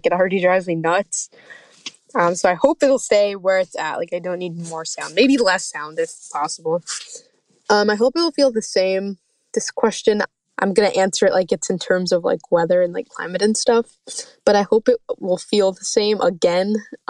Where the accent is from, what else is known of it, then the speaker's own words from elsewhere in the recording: Maryland, United States; I'm from Maryland. I'm 17 years old now, and in 2050, I'll be 45 years old.